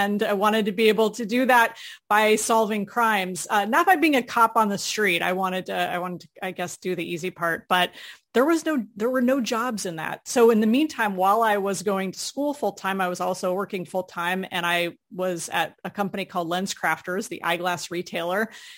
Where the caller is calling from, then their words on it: Orlando, Florida, United States; Right outside Orlando, Florida.